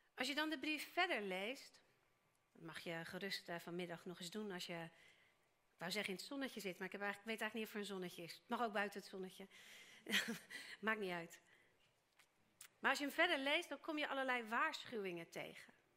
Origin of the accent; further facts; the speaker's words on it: Netherlands; wij als Nederlanders